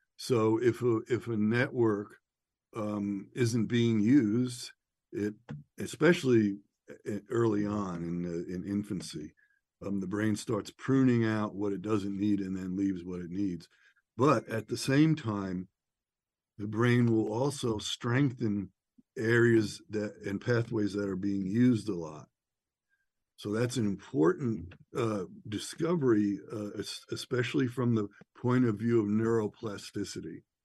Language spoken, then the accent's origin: English; outside of New York City, United States; I'm from New York, outside of New York City, raised in the, you know, uh, late '60s and '70s